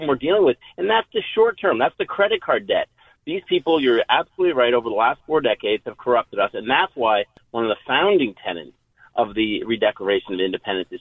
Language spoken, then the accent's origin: English; Boston, Massachusetts, United States; moved away as an adult; now in Florida, United States; I am formerly from Boston, you know, one of the birthplaces of our liberty, and I had to retreat down to Florida